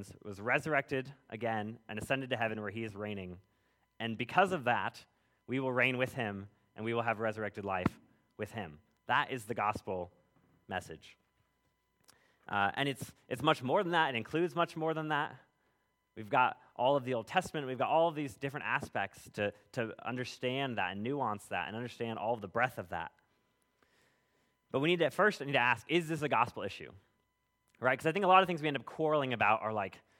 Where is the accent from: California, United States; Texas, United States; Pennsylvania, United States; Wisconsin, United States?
California, United States; moved away; I grew up in California. If anybody spent time out west, you'll know that the roads go a lot further and a lot straighter than they do out here